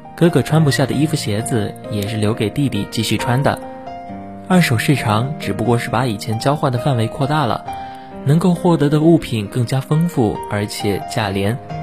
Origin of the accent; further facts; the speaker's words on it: Xiamen, Fujian, China; moved away as an adult; now in Nanjing, China; 来自福建厦门